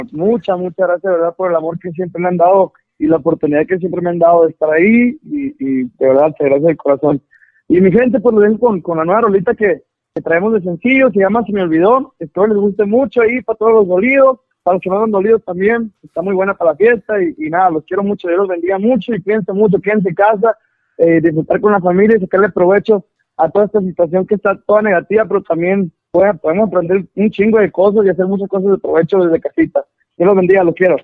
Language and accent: Spanish; Caborca, Sonora, Mexico; yo soy, yo soy de Caborca